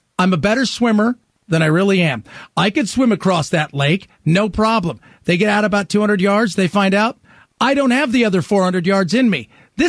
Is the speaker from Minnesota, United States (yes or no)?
no; Southern California, United States; as a kid growing up in Southern California